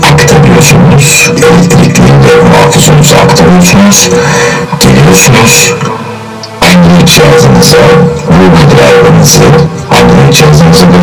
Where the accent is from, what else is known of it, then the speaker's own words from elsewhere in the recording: Turkey; biz Türk'üz